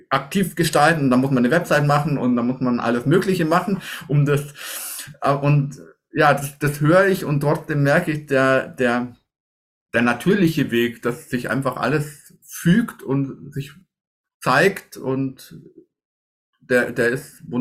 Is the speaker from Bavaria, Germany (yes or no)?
yes; Bavaria, Germany; Gruppe mit einfach aus, aus dem Allgäu, aus meiner Heimat